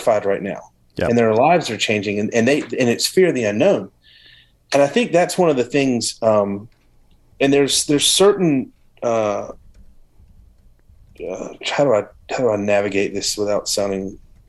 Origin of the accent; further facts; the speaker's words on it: the South, United States; I grew up in the South